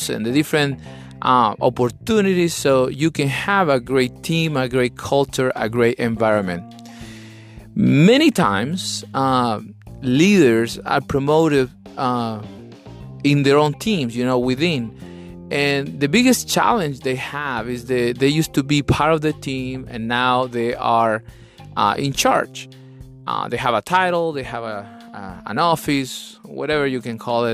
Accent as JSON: {"language": "English", "country": "Chile", "second_language": "English", "moved": "yes", "lives_now": "Atlanta, United States", "said": "I'm from Chile, South America"}